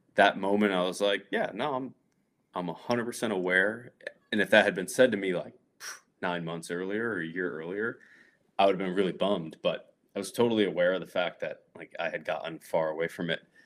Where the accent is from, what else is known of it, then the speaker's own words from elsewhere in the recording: north central Connecticut, United States; moved away as an adult; also born or lived in Providence, Rhode Island; I grew up, like, north central Connecticut